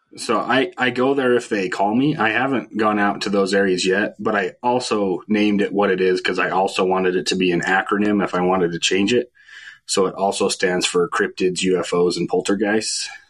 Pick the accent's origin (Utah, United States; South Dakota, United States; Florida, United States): Utah, United States; Fillmore; also born or lived in Orem / St. George / California; I grew in uh, here in Fillmore, so I went to Millard High